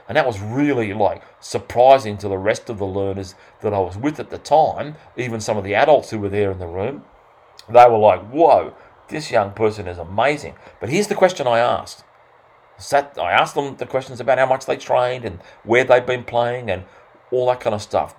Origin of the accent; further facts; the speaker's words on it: Australia; accent: Australian; my fast Australian accent